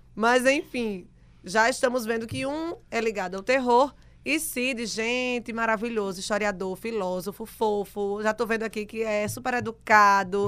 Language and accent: Portuguese; Rio Grande do Norte, Brazil; volto pro meu Rio Grande do Norte